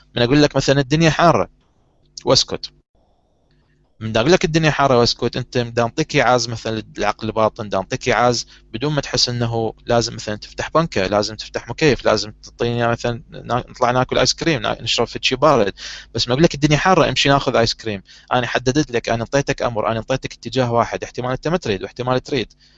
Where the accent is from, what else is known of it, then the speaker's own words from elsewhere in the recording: Iraq; نظام التعليم عندنا بالعراق